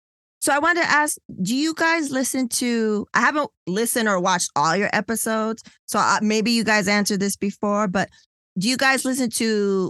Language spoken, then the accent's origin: English; California, United States; I'm from Cali, California.